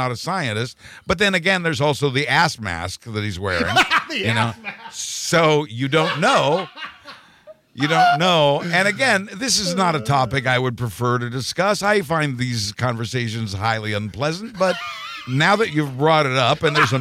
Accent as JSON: {"language": "English", "region": "Kansas", "country": "United States", "tie": "born or raised there", "said": "I'm from Kansas."}